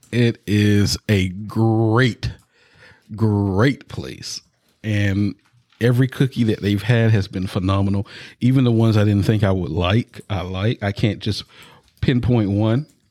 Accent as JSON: {"language": "English", "region": "the South", "country": "United States", "said": "I'm from the South"}